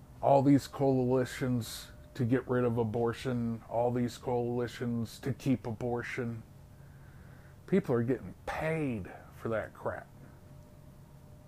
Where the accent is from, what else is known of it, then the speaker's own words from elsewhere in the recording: United States; also born or lived in Romania; being an American